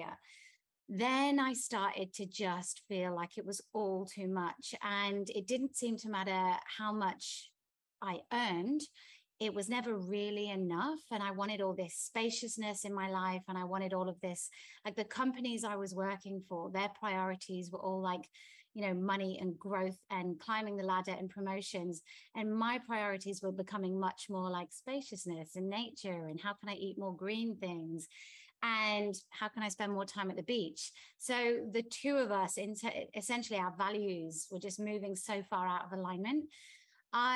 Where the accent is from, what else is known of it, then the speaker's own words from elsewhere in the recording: England, United Kingdom; now in Bali, Indonesia; I'm English.